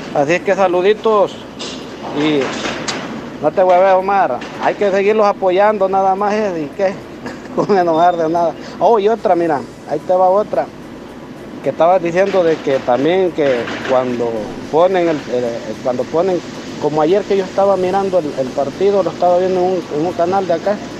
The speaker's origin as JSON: {"language": "Spanish", "country": "El Salvador", "said": "somos salvadoreños"}